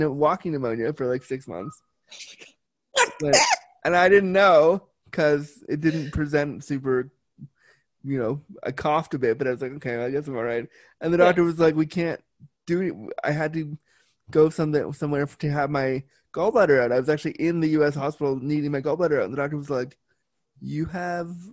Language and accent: English; United States; now in Canada; I am an American living in Canada